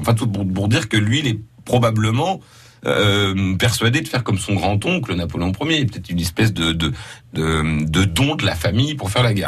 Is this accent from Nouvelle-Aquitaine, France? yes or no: no; Lorraine, Grand Est, France; c'est plutôt par chez nous